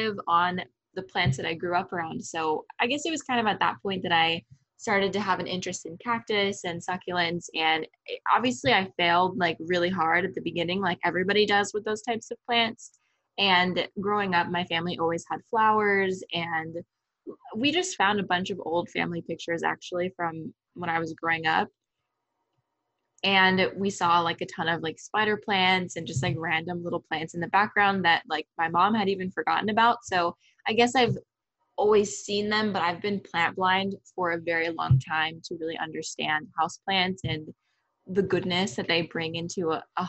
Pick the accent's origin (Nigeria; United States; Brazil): United States; Tucson, Arizona; I grew up in Tucson, Arizona